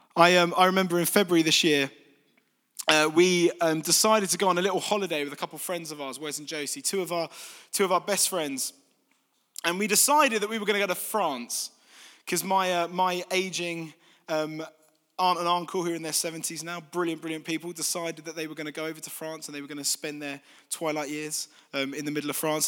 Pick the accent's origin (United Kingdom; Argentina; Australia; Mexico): United Kingdom; Folkestone, South East England; moved away as an adult; also born or lived in London; now in East Midlands, United Kingdom; I'm from Kent originally